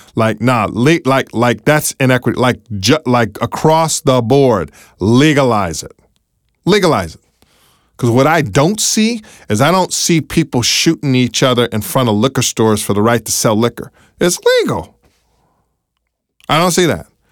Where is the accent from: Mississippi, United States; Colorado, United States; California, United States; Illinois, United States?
California, United States; now in Baltimore, United States; my home state of California